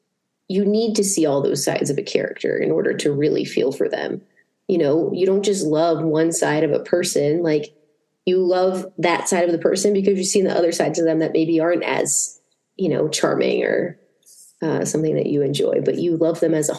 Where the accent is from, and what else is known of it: Massachusetts, United States; born or raised there